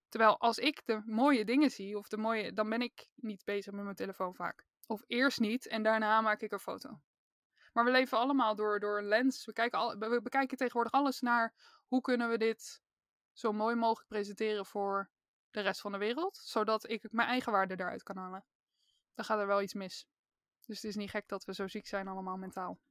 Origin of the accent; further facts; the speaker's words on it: Randstad, Netherlands; Ik kom uit de Randstad